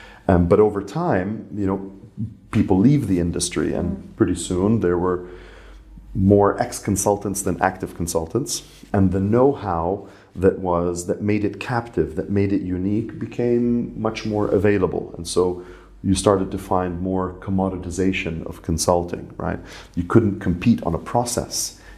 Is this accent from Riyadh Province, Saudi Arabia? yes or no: no; Ras Tanura, Eastern Province, Saudi Arabia; And I grew up in Saudi Arabia.